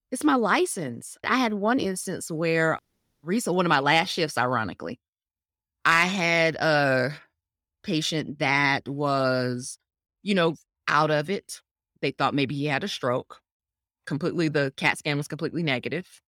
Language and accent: English; Atlanta, Georgia, United States; I was born in, born and raised in Atlanta. This is home.